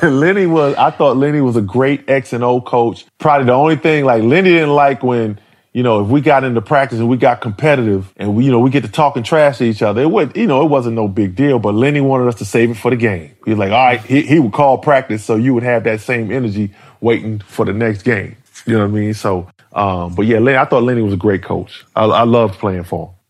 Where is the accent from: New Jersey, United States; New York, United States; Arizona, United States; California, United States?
New York, United States; New York City; I grew up in Harlem